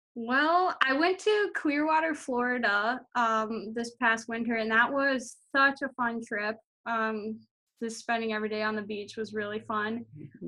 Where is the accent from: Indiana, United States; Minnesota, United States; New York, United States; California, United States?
Minnesota, United States; Monticello; I'm from Monticello, Minnesota